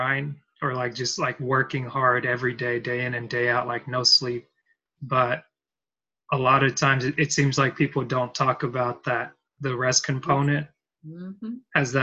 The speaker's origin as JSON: {"language": "English", "town": "Dalton", "region": "Georgia", "country": "United States", "tie": "born or raised there", "also_born_or_lived": "Cameroon", "said": "I'm from Georgia. Well, originally from Cameroon, but I've spent most of my life growing up here in Dalton, Georgia"}